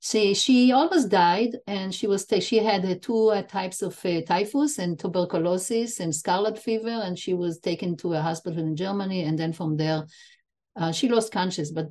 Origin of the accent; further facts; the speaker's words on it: Israel; I was born in Israel, but my parents are Holocaust survivors, both of them